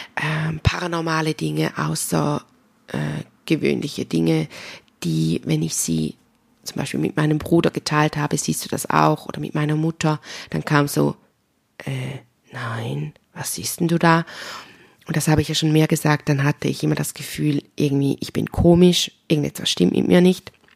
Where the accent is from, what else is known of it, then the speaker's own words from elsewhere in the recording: Switzerland; accent: Swiss German; mein schweizerdeutscher Dialekt